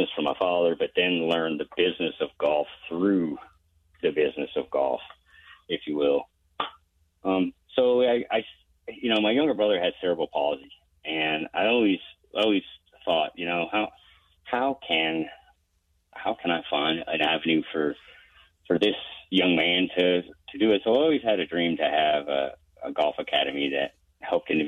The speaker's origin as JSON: {"language": "English", "town": "Charlotte", "region": "North Carolina", "country": "United States", "tie": "born or raised there"}